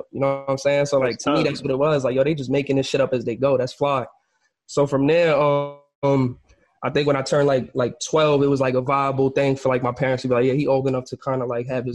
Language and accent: English; Bayonne, New Jersey, United States; also born or lived in Bronx, New York; for the most part of my life, like I grew up over here, Bayonne, Jersey City area.